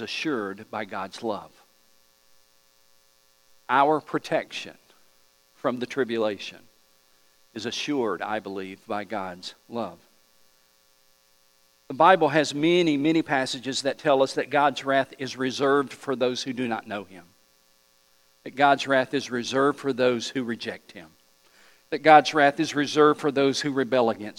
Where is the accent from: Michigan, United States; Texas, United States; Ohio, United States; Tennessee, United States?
Tennessee, United States; East; I'm just from East Tennessee